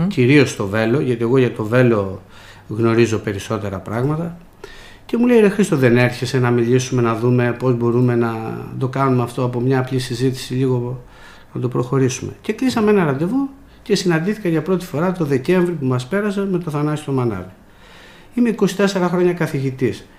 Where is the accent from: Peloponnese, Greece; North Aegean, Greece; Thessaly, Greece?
Peloponnese, Greece; Velo; moved away as an adult; also born or lived in Athens; Εμείς μεγαλώσαμε στην πλατεία του Βέλου, είμαστε από το Βέλο